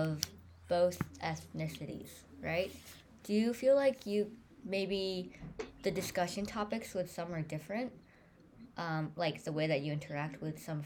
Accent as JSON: {"language": "English", "town": "Scarsdale", "region": "New York", "country": "United States", "tie": "born or raised there", "said": "I am Chinese American, and there's like a very big Chinese population in Scarsdale"}